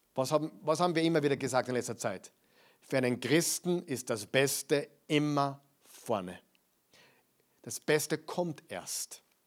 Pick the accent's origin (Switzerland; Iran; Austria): Austria; Bei uns in Österreich